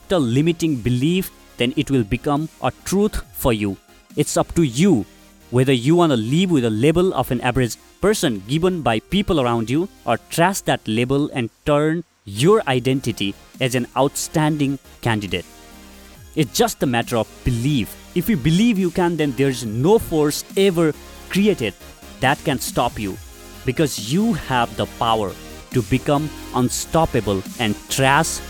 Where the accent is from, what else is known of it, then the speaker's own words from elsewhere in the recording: Nepal; moved away as an adult; also born or lived in Delhi, India; I came from Nepal, so language was a barrier. I couldn't speak Hindi